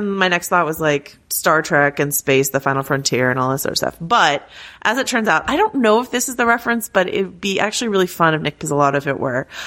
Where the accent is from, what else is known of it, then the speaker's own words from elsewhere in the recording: Arkansas, United States; When I was growing up in Arkansas, I never knew a single Ardoin, but down here in Louisiana, they are everywhere, anywhere.